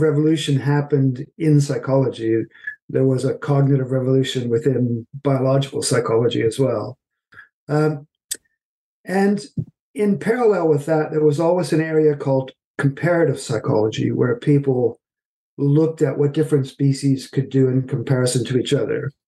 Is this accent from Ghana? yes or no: no; Canada; moved away as an adult; also born or lived in Halifax, Nova Scotia; now in United Kingdom; I'm originally from Canada